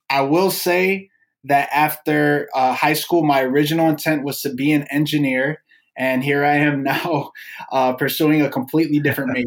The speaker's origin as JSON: {"language": "English", "town": "Chicago", "region": "Illinois", "country": "United States", "tie": "born or raised there", "said": "I was born and raised in the city of Chicago, mostly in like the Logan Square area, mm-hmm. Avondale area growing up"}